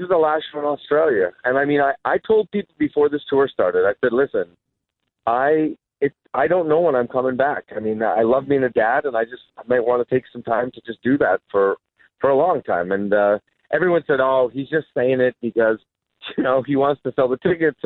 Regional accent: Vancouver, British Columbia, Canada; when I go home to Vancouver

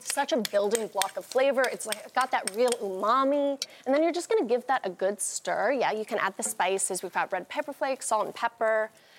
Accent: the Catskills, New York, United States; growing up in the Catskills and kind of in this kind of culture of reusing everything

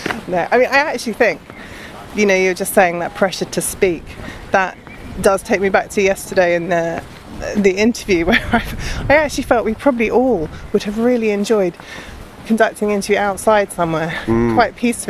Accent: London, United Kingdom; I grew up in London as well

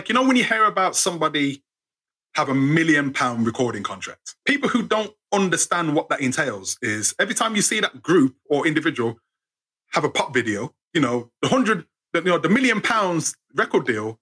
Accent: United Kingdom; we're British

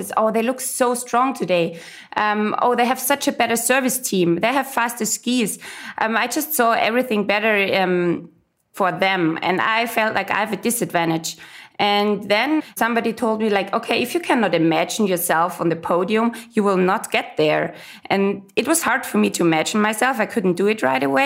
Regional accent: Austria; I'm from Austria

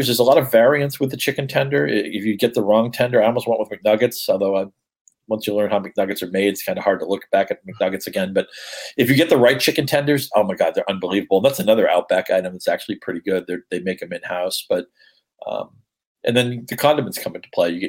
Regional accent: New England, United States; I grew up in New England

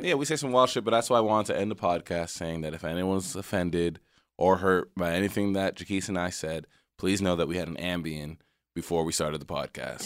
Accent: Texas, United States; where I grew up in Texas

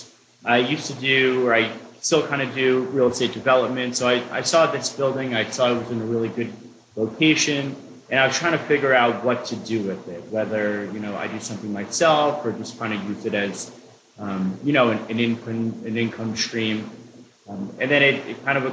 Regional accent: Allentown, Pennsylvania, United States; also born or lived in Spain / Argentina; I was born and raised in Allentown

